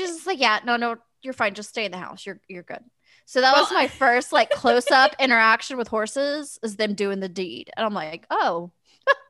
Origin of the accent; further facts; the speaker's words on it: Kansas City, United States; also born or lived in West Drexel, Kansas; I'm moving from Kansas City. Like we lived in Kansas City, in the city